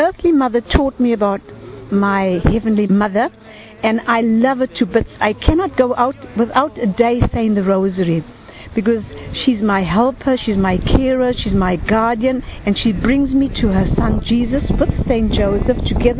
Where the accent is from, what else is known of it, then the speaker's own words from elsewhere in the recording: Harare, Zimbabwe; I'm from Zimbabwe, Harare.